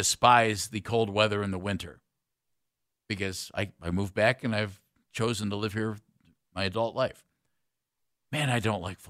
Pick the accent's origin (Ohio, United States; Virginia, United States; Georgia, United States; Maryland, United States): Ohio, United States; also born or lived in Texas; I grew up in Northeast Ohio. I lived in Texas for 5 years.